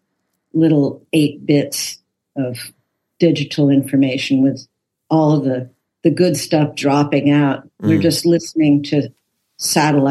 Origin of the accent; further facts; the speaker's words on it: United States; I'm an American, but I also come out of that European culture